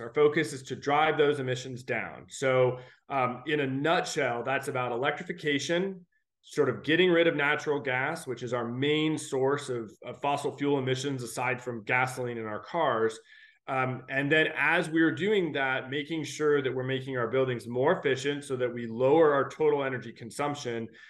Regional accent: Alaska, United States; also born or lived in California; now in Washington, D.C., United States; I was born and raised in Alaska

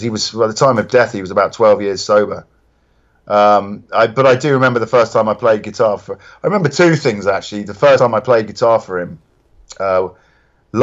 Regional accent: Reading, South East England, United Kingdom; Reading, which is my hometown

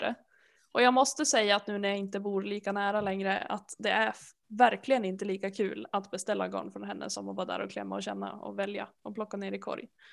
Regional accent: Härnösand, Västernorrland County, Sweden; jag är uppvuxen i Härnösand

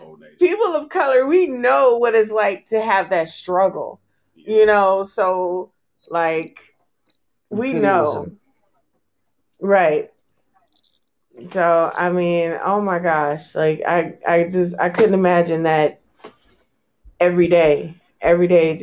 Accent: California, United States; I'm from California. I grew up with Palestinian friends

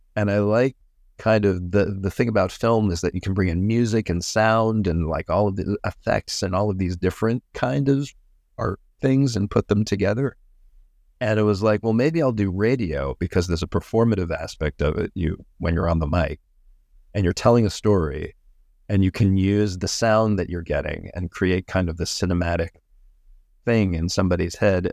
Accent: Pittsburgh, Pennsylvania, United States; my hometown of Pittsburgh

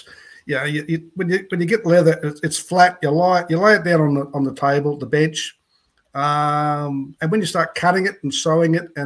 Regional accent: Gol Gol, New South Wales, Australia; moved away as an adult; I live in Golgol, which is a small town on the New South Wales side of the Murray River up here at Mildura

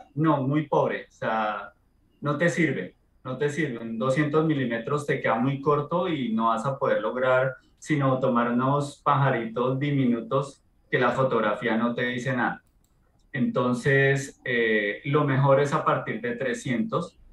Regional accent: Colombia; soy colombiano

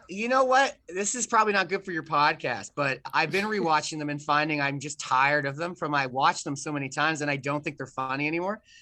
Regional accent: Canada; I'm Canadian

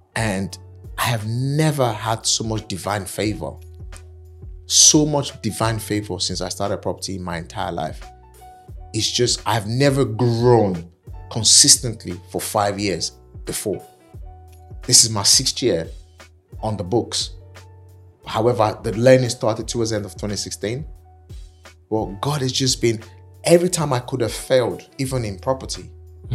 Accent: Nigeria; accent: African; moved away as an adult; now in United Kingdom; I'm African, I'm Nigerian

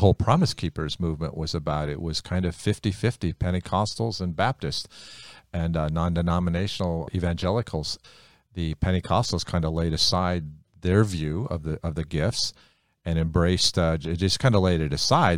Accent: United States; I'm Hungarian, but I grew up in America, so I speak English

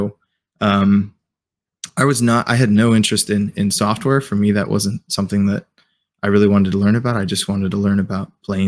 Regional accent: Indianapolis, Indiana, United States; So, I grew up in the Midwest. I'm from Indianapolis, Indiana. Grew up in a non-military family

